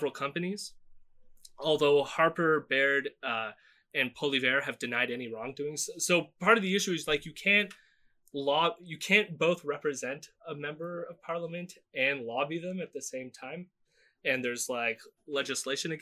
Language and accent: English; Canada